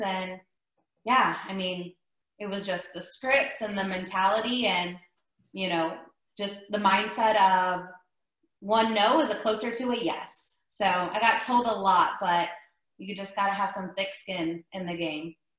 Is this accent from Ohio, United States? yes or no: yes; Ohio, United States; moved away as an adult; also born or lived in Myrtle Beach, South Carolina; now in Texas, United States; I'm originally from Ohio